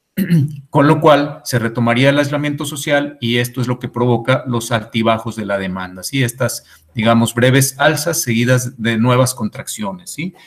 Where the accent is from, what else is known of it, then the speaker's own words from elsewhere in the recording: Mexico; nuestra economía mexicana